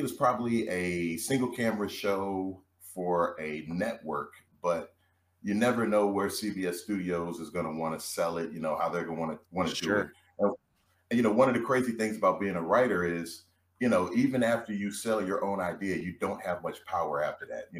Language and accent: English; Chapel Hill, North Carolina, United States; moved away as an adult; now in Los Angeles, United States; I grew up in Chapel Hill, North Carolina. Moved out to L.A. after graduating from Hampton University.